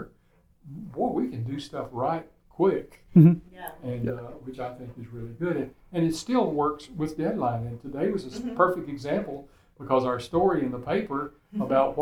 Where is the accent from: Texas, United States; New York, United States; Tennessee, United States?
Texas, United States; Rhome; I was born and raised in Rome, and went to Northwest schools